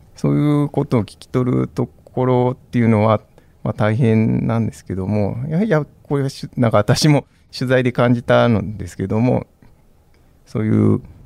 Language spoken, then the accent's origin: Japanese; Osaka, Japan; accent: Osaka dialect; moved away; also born or lived in Aomori; 私も大阪出身なんですけども